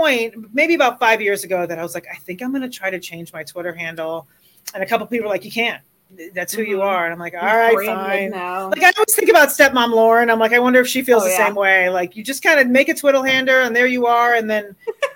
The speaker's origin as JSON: {"language": "English", "town": "Miami", "region": "Florida", "country": "United States", "tie": "born or raised there", "moved": "yes", "lives_now": "Colorado, United States", "said": "I grew up in Miami, Florida"}